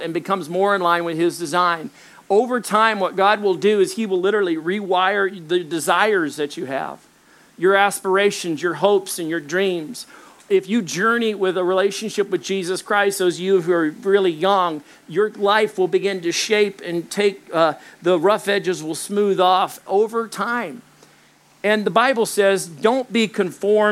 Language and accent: English; Little Rock, Arkansas, United States; also born or lived in Dallas, Texas; I was born in Dallas, Texas. I grew up in Little Rock, Arkansas